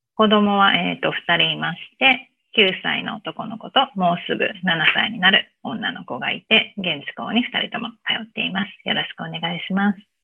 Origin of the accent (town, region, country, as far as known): Japan; moved away as an adult; now in United States